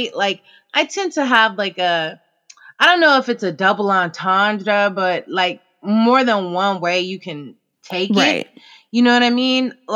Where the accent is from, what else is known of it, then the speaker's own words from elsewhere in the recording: Oakland, California, United States; also born or lived in Emeryville; I grew up mainly in Oakland and Emeryville area